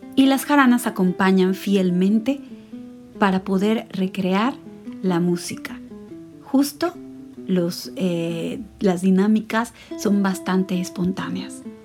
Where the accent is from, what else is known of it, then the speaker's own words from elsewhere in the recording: Veracruz, Mexico; el lugar en el cual nací, en Veracruz